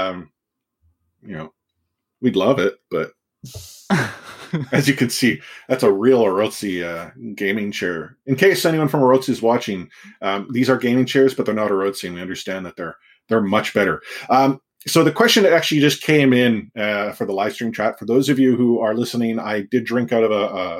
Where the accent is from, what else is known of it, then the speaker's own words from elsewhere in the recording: Canada; as a Canadian